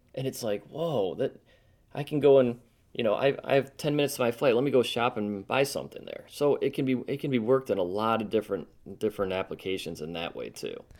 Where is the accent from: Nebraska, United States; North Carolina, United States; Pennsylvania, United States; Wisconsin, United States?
North Carolina, United States; Charlotte; my hometown here in Charlotte